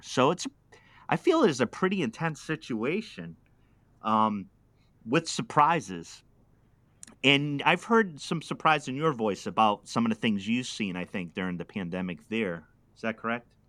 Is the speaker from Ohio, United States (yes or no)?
no; Pawtucket, Rhode Island, United States; I was, uh, uh, just a city kid. I'm from Pawtucket, Rhode Island